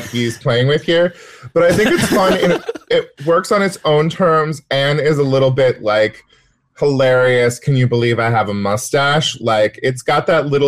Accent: Northern California, United States; now in Los Angeles, United States; I'm from Northern California, where there is no snow or ice

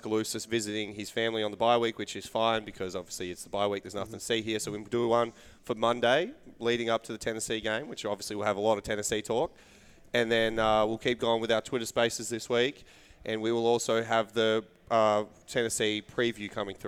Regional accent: Australia; being Australian.

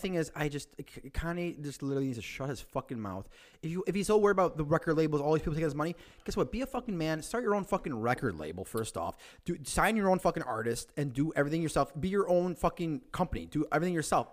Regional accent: Chicago, Illinois, United States; also born or lived in Aurora, Illinois; We're all from Chicago.

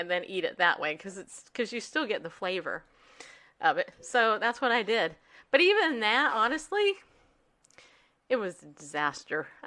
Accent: Northeast, United States; the fact that I say onion the way that I say onion shows you I'm from Northeast, right?

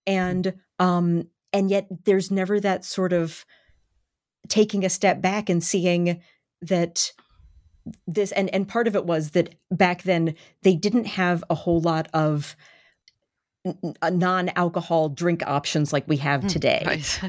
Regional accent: Baltimore, Maryland, United States; born or raised there

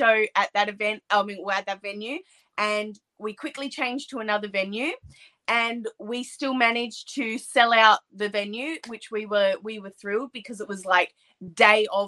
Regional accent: Australia; I'm an Australian wrestler

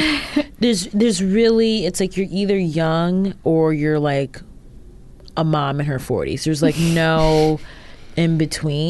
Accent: Ohio, United States; We're both from Ohio

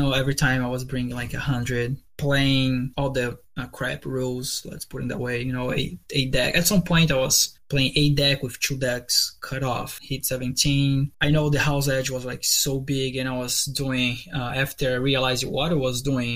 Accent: Brazil; English is a second language; moved away as an adult; now in United States

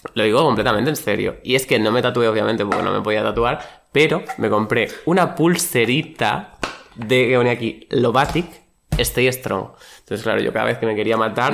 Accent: Badajoz, Extremadura, Spain; now in Madrid, Spain; yo de Badajoz

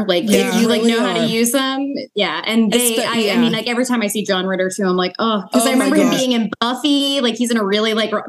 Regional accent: Boston, Massachusetts, United States; now in Philadelphia, United States; I'm from Boston, but I've like lived in and around Philly for like 10 years.

